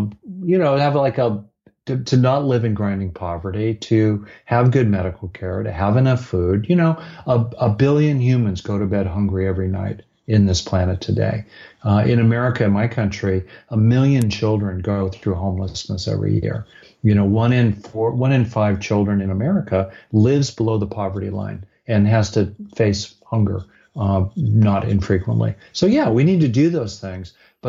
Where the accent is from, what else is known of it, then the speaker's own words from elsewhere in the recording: Los Angeles, California, United States; Where I grew up in LA around Beverly Hills